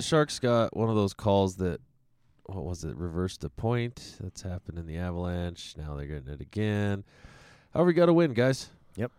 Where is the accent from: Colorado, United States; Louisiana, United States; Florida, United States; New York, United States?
Colorado, United States; Alamosa; where I grew up in Alamosa